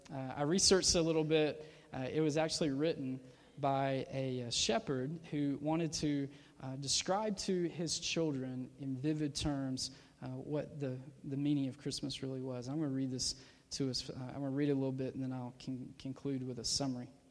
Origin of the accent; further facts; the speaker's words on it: Georgia, United States; my small town that I grew up in in Georgia